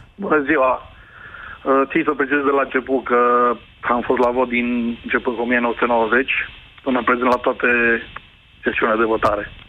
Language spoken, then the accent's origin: Romanian; Craiova, Dolj, Romania; eu sunt din Craiova